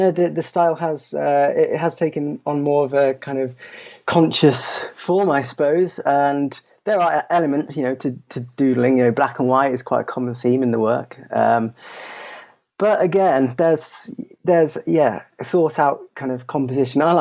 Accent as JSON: {"language": "English", "country": "Belgium", "tie": "born or raised there", "said": "I grew up in Belgium from uh, I think the age of about uh, seven or eight"}